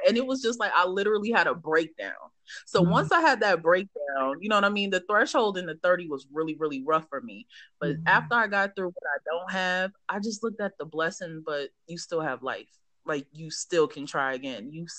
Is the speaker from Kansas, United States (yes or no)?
no; New York, United States; moved away as an adult; now in Nashville, United States; growing up in New York.